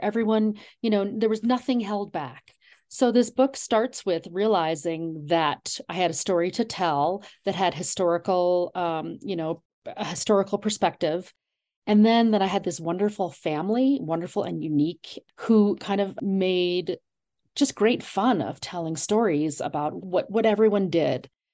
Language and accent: English; Garden City, New York, United States; moved away as an adult; also born or lived in Vermont; now in Colorado, United States; my grandmother settled in a little town on Long Island called Garden City and that's where my father also settled and where my sister, brother, and I were raised